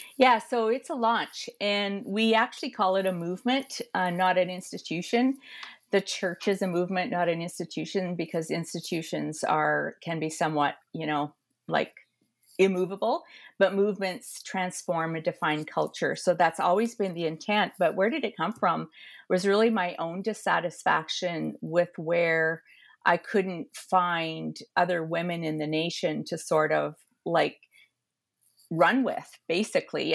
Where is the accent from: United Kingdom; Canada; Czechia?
Canada; Edmonton, Alberta; moved away as an adult; now in Toronto, Canada; I am an Alberta girl, a prairie girl, born and raised in Edmonton.